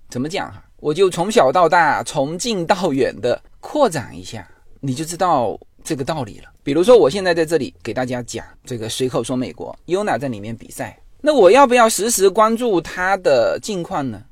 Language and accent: Chinese; China; moved away as an adult; now in United States; 我们，呃，中国也有华语辩论